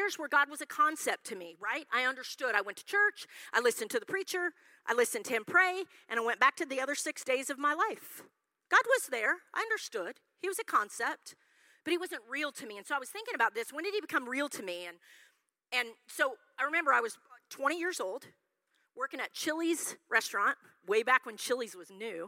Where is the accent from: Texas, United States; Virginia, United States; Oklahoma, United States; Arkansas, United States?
Oklahoma, United States; Yukon; I grew up in Yukon, Oklahoma.